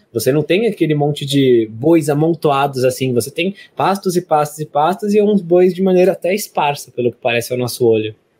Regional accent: São Paulo, Brazil; a gente é de São Paulo

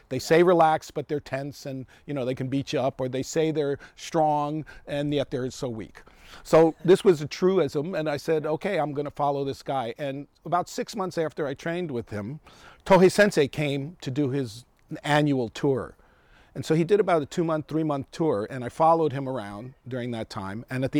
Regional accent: New York City, New York, United States; moved away; also born or lived in Japan / Northern California; I was looking for my Japanese heritage. So that's basically what it was. And I grew up in the South Bronx of New York.

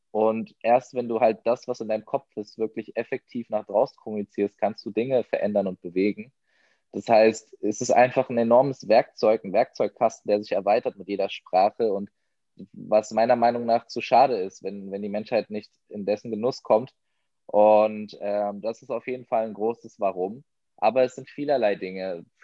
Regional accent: Germany; ich bin ein ähm, Deutscher mit persischem Migrationshintergrund in seinen Mitzwanzigern

